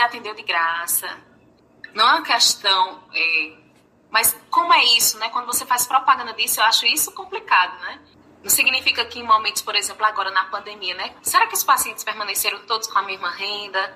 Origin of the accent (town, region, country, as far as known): Paraíba, Brazil; accent: Paraíba